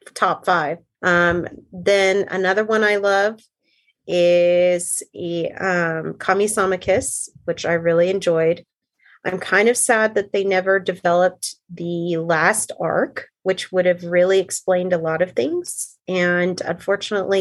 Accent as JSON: {"language": "English", "country": "United States", "said": "as an American and Christian"}